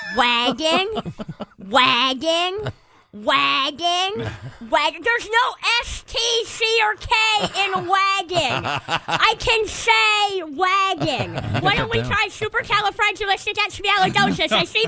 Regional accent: Canada; I'm from Canada.

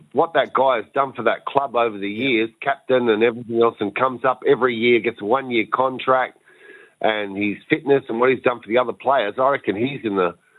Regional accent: South Australia, Australia; I'm South Australian

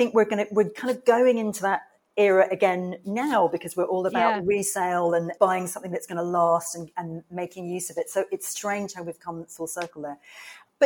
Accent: Tunbridge Wells, South East England, United Kingdom; moved away as an adult; also born or lived in Brighton / New York / India; I was born in the UK and I grew up in a town called Tunbridge Wells, which is in Kent in the south of England

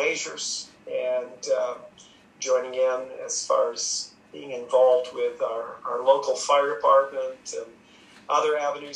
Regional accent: Maine, United States; moved away as an adult; now in Sussex, Canada; originally from the state of Maine, born and raised in Maine, both Daphne

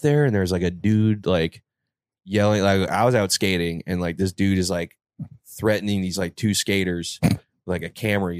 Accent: Londonderry, New Hampshire, United States; my hometown in Londonderry.

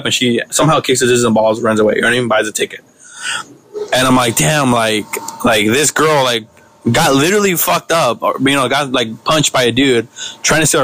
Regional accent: Los Angeles, California, United States; also born or lived in Mexico; I'm from South Central

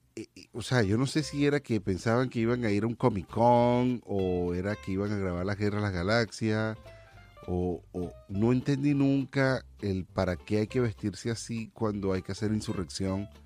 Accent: Venezuela; now in United States; como venezolano

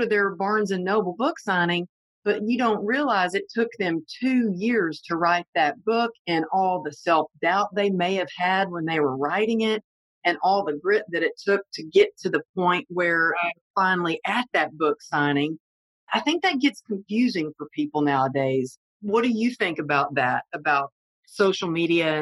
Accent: the South, United States; accent: Southern; I have a Southern accent

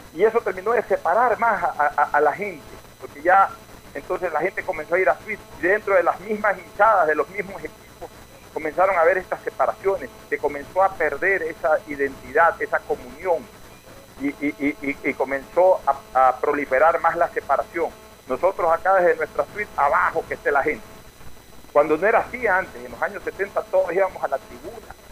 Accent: Guayaquil, Guayas, Ecuador; nuestra sociedad guayaquileña

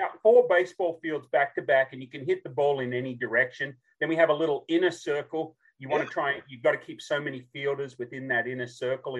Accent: Australia; moved away as an adult; now in Franklin, United States; I'm a true southern accent from the southern hemisphere, born and raised in Australia

